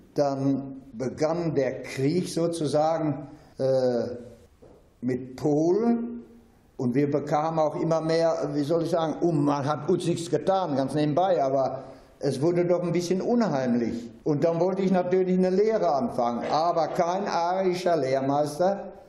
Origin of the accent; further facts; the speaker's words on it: Dortmund, North Rhine-Westphalia, Germany; moved away as an adult; also born or lived in Bochum; Ich bin also 1924 in Bochum geboren, habe bis zu meinem 18. Lebensjahr in Dortmund Hörde bzw. Dortmund gewohnt und gelebt